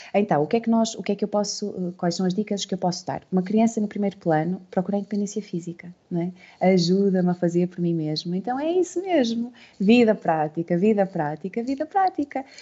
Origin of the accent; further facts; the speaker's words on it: Santa Maria da Feira, Aveiro District, Portugal; Nós somos de Santa Maria da Feira.